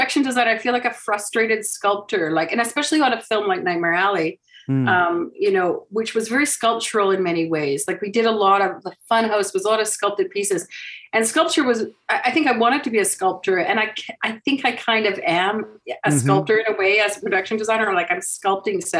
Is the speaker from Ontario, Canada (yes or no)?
no; Vancouver, British Columbia, Canada; moved away as an adult; also born or lived in Montreal / Toronto; I grew up in Vancouver